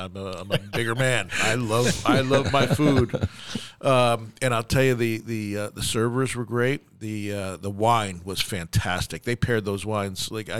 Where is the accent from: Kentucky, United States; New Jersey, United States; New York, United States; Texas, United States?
New York, United States; We used to be, so I came from New York, and you had the best